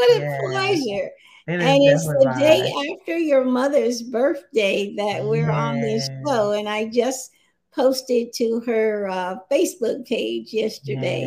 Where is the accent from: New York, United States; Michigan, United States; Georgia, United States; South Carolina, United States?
South Carolina, United States; moved away; I'm just a little country girl, a poor little girl from a family of 18 children, and I'm number 8. I'm from South Carolina